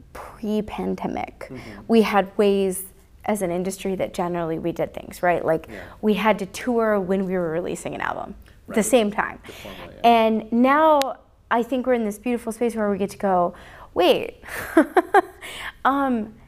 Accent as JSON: {"language": "English", "town": "Telluride", "region": "Colorado", "country": "United States", "tie": "born or raised there", "said": "my hometown in Telluride"}